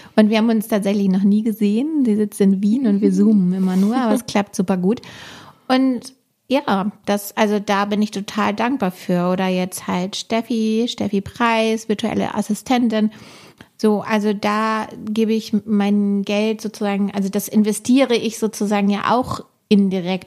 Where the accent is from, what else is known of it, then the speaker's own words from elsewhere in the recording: Hamburg, Germany; wir sind ja auch Norddeutsch direkt, wir sind beide Hamburger Mädels